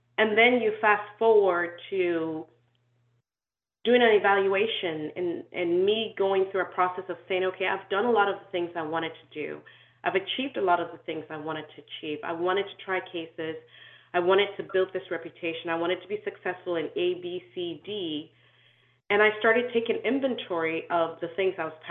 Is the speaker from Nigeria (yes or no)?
yes; Nigeria; also born or lived in Canada / Sierra Leone; I was born in Canada, I grew up in Nigeria, but I'm from Sierra Leone because in my culture, you're where your father's from.